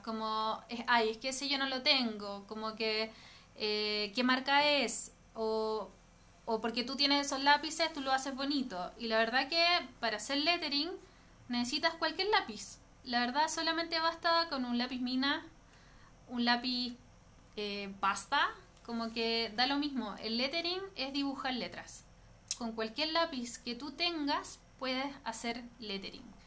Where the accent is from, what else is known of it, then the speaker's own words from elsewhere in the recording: Puerto Varas, Los Lagos, Chile; moved away as an adult; now in Santiago, Chile; soy de Puerto Vara